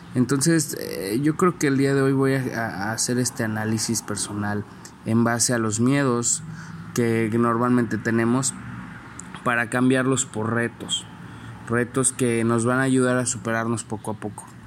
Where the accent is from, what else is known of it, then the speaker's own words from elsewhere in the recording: San Luis Potosí, Mexico; soy originario de San Luis Potosí